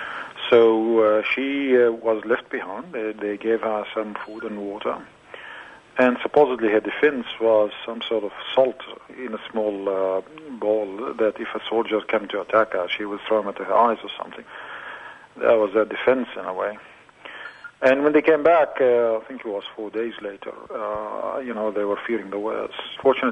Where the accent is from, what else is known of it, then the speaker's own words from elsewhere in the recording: Israel; moved away as an adult; I was born in Israel, was Israel when I was born, so I'm a Palestinian with an Israeli citizenship.